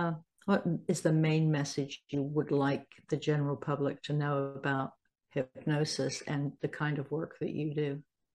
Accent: Salisbury, South West England, United Kingdom; moved away; I'm from Salisbury originally, so I know Poole quite well.

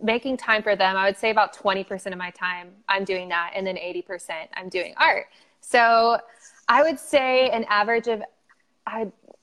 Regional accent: Dallas, Texas, United States; moved away as an adult; also born or lived in Louisiana / North Carolina / Austin, Texas; I grew up in Dallas, Texas

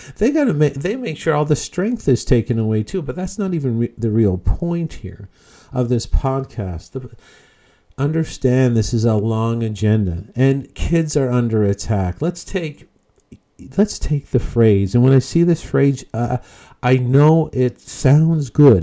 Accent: Newfoundland and Labrador, Canada; moved away; I'm originally from Newfoundland

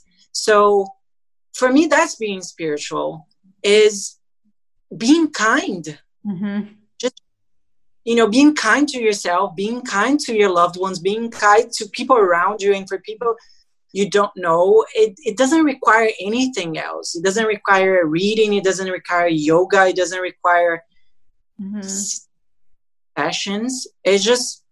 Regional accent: Brazil; I'm from Brazil

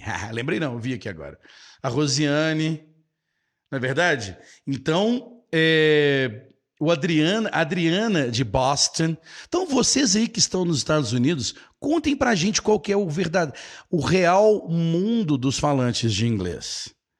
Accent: Brazil; also born or lived in United States; eu sou do Brasil

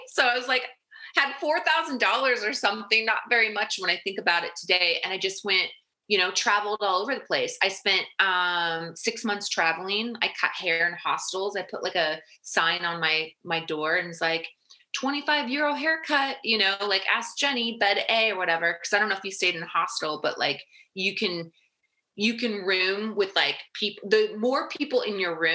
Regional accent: United States; also born or lived in Arizona; we're from the States.

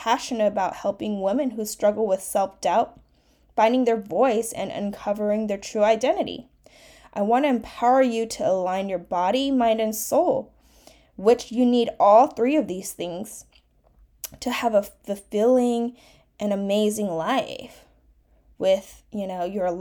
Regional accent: United States; first language Mandarin Chinese; English is a second language; I'm a first-generation Chinese-American, where Chinese Mandarin was actually my first language that I spoke, and English my second

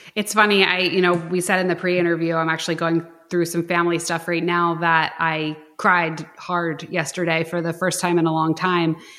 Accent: Philadelphia, Pennsylvania, United States; I'm like from Philadelphia

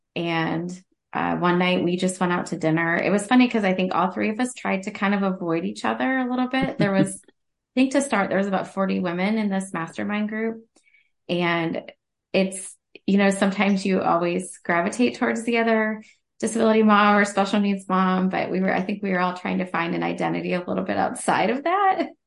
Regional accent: Central Ohio, United States; I'm from Central Ohio

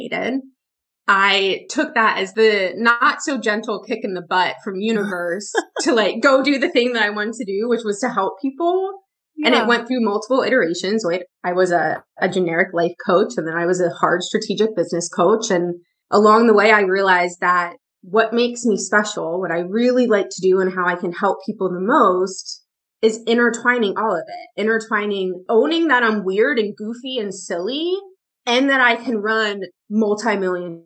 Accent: Pennsylvania, United States; moved away; also born or lived in the South (US); I'm from Pennsylvania. I'm from up north in the US, and I spent 3 years in the South. Well, I spent 4 years in the South

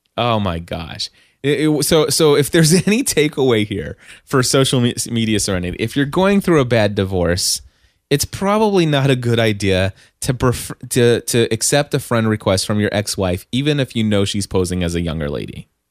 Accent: Kentucky, United States; I'm from Kentucky

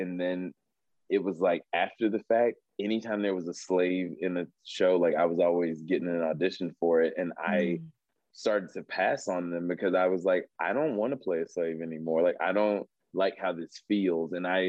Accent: Southern United States, United States; I could outslave anybody in LA because I was from the South.

